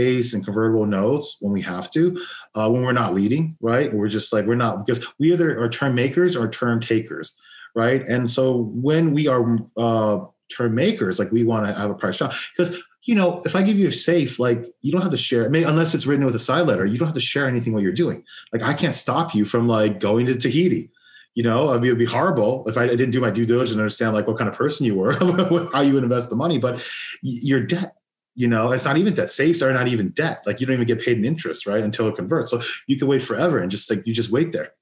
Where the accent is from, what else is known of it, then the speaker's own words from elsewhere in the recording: Los Angeles, California, United States; I'm born and raised in Los Angeles